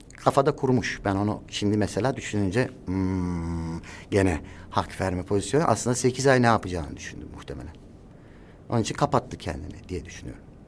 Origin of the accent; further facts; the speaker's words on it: Istanbul, Turkey; Kurtuluş doğma büyüme, kurtuluşta doğdum. Orada büyüdüm